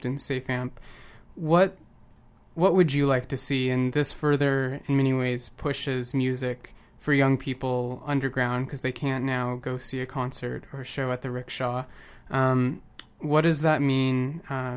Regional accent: just outside of Portland, Oregon, United States; now in Vancouver, Canada; I grew up just outside of Portland

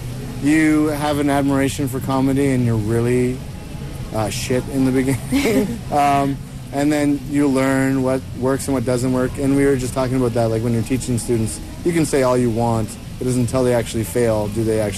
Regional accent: Winnipeg, Manitoba, Canada; I'm from Winnipeg, Manitoba, and that's half of Canada away from here.

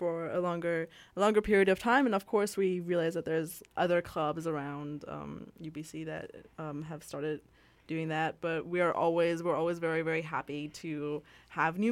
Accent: Switzerland; now in Canada; I'm originally from Switzerland.

